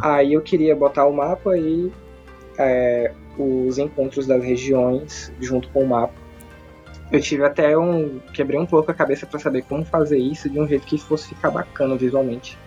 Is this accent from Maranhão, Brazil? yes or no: no; interior of Ceará, Brazil; Eu, eu sou do interior aqui do Ceará